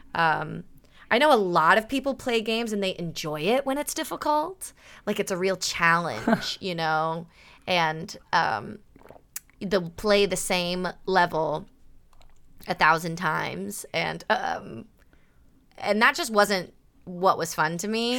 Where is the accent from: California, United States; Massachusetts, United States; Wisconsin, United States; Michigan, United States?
California, United States; Burbank; also born or lived in San Diego, United States / Brooklyn, United States; I grew up in Burbank